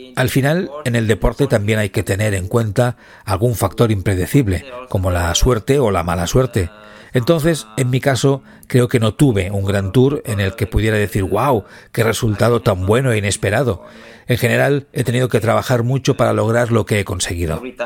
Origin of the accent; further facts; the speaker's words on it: Southern Italy, Italy; moved away as an adult; comenzamos casi al mismo tiempo nuestra carrera con el mismo perfil de corredor del sur de Italia y nos mudamos al norte de Italia para competir